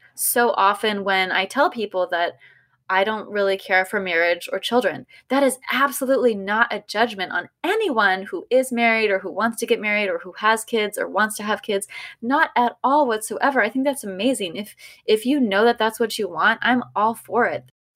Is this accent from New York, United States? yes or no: no; California, United States; growing up in California